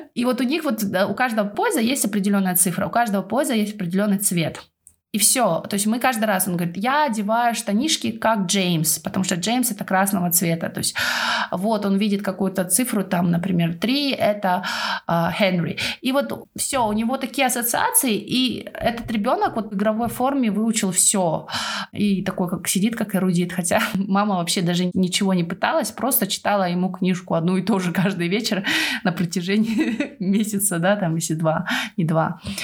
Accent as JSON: {"language": "Russian", "country": "Kazakhstan", "moved": "yes", "lives_now": "United Kingdom", "said": "у нас было село такое, оно в основном переселенцы из Украины. И я была одна казашка в классе."}